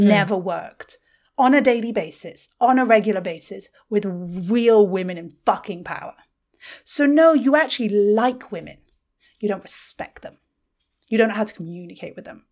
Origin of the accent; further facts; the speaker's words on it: United Kingdom; being British